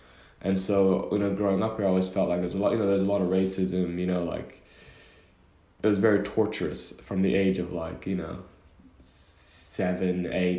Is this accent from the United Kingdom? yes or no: no; Oman; born there; I was born in Oman, but in the Middle East, as you know, when you're born somewhere, it doesn't mean you have a passport. So I had a Sudanese passport, but I was born in Oman.